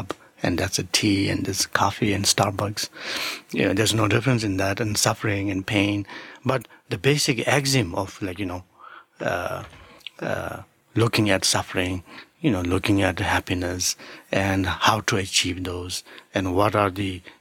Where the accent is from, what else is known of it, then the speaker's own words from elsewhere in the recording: Sikkim, India; English is a second language; moved away as an adult; also born or lived in New York; I studied at the beginning in the monastery where I grew up in Sikkim, in India